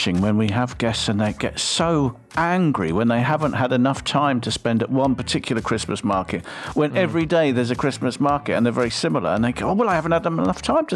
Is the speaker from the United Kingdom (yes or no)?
yes; England, United Kingdom; now in Hungary; No, I'm English.